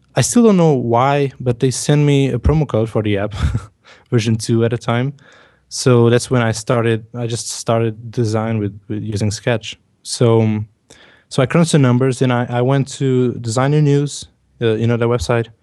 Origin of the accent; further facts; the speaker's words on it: Portugal; English is a second language; I'm from Portugal